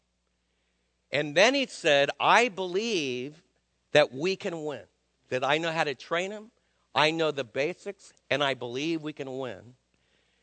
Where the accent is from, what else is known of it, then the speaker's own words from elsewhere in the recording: United States; as American dads